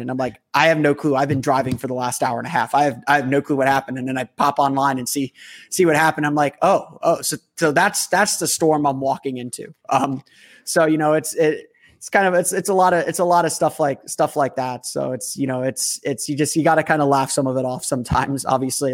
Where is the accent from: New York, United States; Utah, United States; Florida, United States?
Florida, United States; Orlando; this is my hometown team.